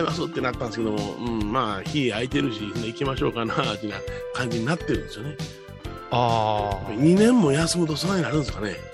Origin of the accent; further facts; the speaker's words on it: Kansai, Japan; 僕関西の人間